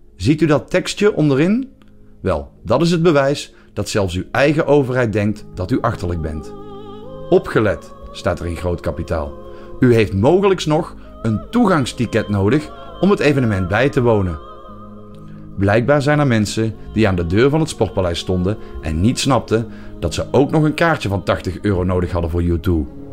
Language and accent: Dutch; Belgium; mijn geboorteland